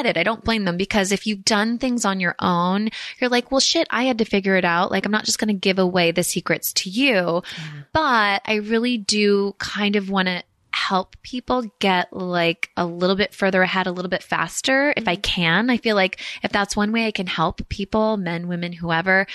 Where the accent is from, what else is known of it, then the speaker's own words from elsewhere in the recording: the Bay Area, Marin, California, United States; also born or lived in San Francisco; I grew up in the Bay. And then when my parents kind of yuppified a little bit more, we could afford to like live across the Golden Gate Bridge in Marin